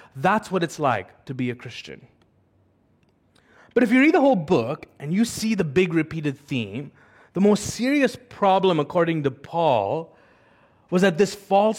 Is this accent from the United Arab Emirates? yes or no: yes; United Arab Emirates; I'm an Indian, but I've actually lived in the UAE all my life. The UAE feels like it's my home.